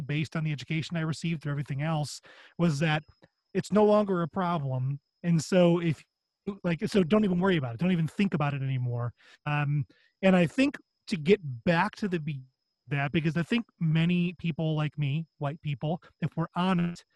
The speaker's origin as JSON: {"language": "English", "area": "northern Chicago suburbs", "region": "Illinois", "country": "United States", "tie": "born or raised there", "said": "So I grew up in the Chicago suburbs, the northern Chicago suburbs."}